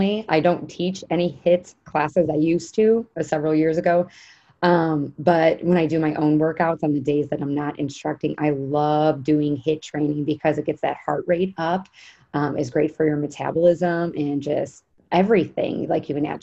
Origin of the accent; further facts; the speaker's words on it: Chicago, Illinois, United States; also born or lived in Indiana; we're from Chicago